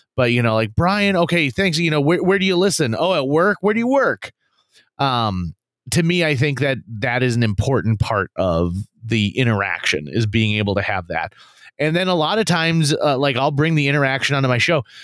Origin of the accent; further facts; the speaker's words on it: Fargo, North Dakota, United States; we're from Fargo, North Dakota.